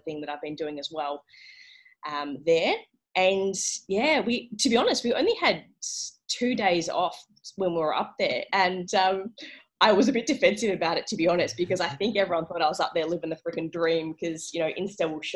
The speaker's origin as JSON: {"language": "English", "area": "South Gippsland", "region": "Victoria", "country": "Australia", "tie": "born or raised there", "said": "I didn't grow up in Phillip Island, but I grew up in South Gippsland"}